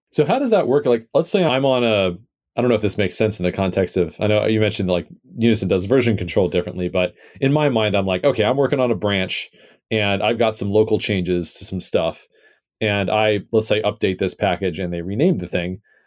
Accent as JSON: {"language": "English", "country": "United States", "said": "I am American"}